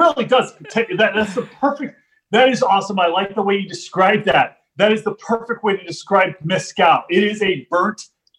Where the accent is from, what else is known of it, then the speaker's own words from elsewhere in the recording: deep South Texas, United States; moved away as an adult; now in Los Angeles, United States; I grew up in Texas. I grew up in deep South Texas on the border with Mexico. Spent my entire life there from 83 when I entered this world till 2005 when I moved from Texas out to Los Angeles, California